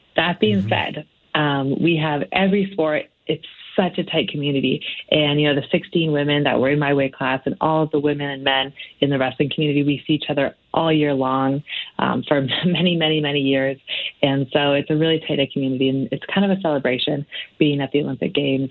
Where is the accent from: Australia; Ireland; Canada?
Canada; to be a young woman growing up in Canada